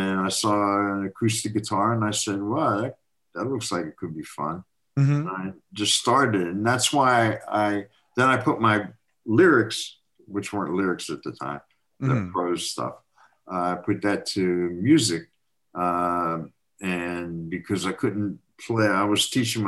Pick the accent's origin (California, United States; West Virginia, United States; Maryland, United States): West Virginia, United States; moved away; I grew up in West Virginia.